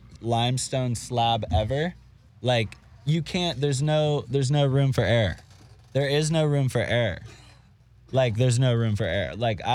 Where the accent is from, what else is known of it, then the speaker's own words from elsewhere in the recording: Florida, United States; I'm from Florida, bro.